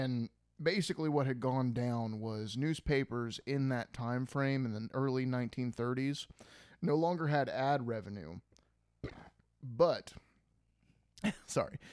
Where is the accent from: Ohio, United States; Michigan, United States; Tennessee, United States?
Ohio, United States; We're from Ohio.